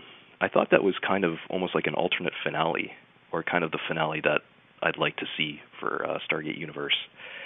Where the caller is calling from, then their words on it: Vancouver, British Columbia, Canada; I'm calling from Vancouver.